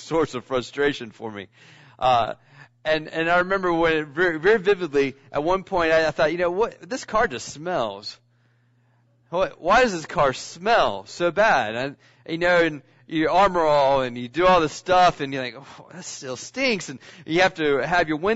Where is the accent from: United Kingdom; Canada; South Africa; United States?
United Kingdom; Scotland; I'm Scottish